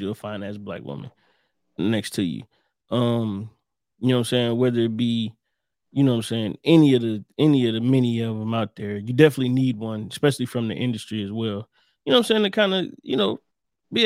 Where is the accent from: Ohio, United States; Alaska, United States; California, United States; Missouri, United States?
Ohio, United States; I'm from Ohio.